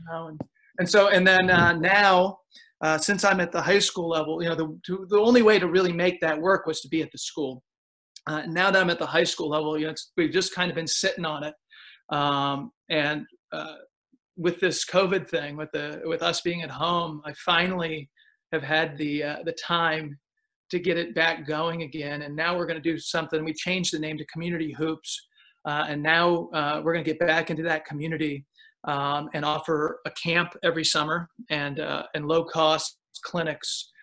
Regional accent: Pennsylvania, United States; moved away as an adult; now in Austin, United States; I grew up in Pennsylvania.

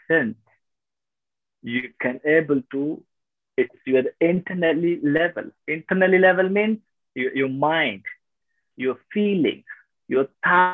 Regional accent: Tamil Nadu, India; also born or lived in Thailand / Malaysia; now in Vietnam; I'm from South India, Tamil Nadu

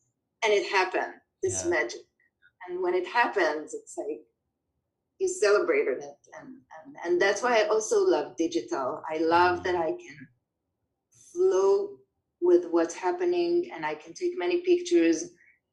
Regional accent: Israel; now in New York City, United States; immigrant communities, like Israelis like me

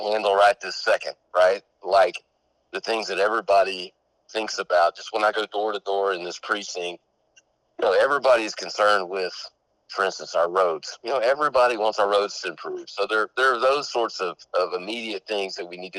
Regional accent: Corsicana, Texas, United States; I grew up here in Corsicana

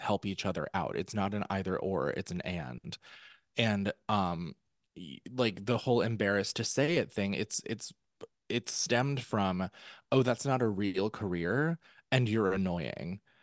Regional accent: New York, United States; I'm, I'm a New Yorker.

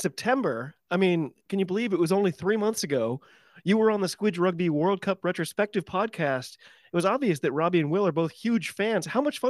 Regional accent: United States

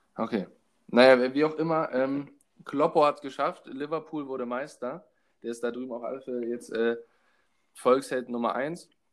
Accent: Hamburg, Germany; ich komme aus Hamburg

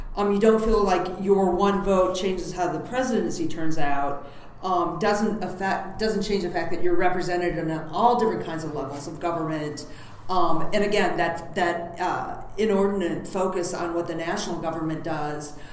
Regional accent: United States; as an American

